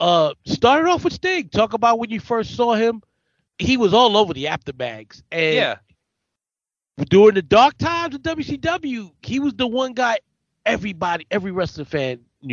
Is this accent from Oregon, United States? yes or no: no; New York City, New York, United States; also born or lived in Bronx / Harlem; my entire life living in New York